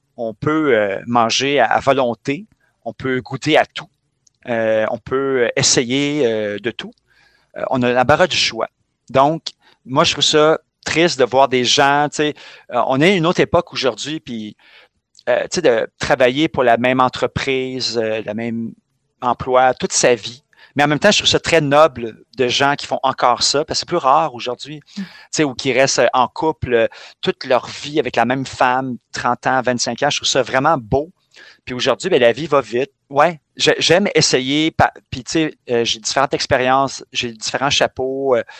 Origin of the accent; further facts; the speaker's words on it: Montreal, Quebec, Canada; je suis né à Montréal-Nord, je vis dans le quartier de Schlaga.